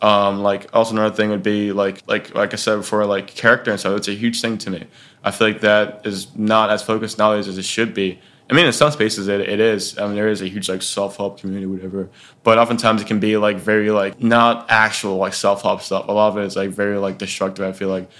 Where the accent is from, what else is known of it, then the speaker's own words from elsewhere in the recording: Dallas, Texas, United States; now in Syracuse, United States; I'm originally from Dallas, Texas